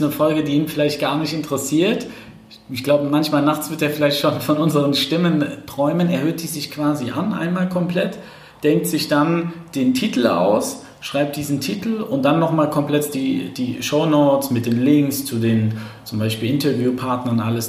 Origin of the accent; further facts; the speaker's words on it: eastern Germany, Germany; ich komme ja aus dem, aus dem Osten Deutschlands